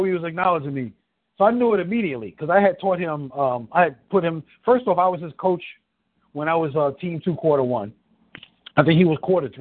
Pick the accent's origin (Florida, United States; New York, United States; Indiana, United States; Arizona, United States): New York, United States; New York City; in the hood where I grew up in the Bronx and Harlem